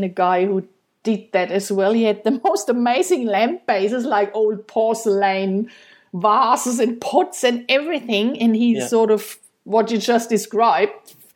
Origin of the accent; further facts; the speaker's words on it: Germany; moved away; I'm from Germany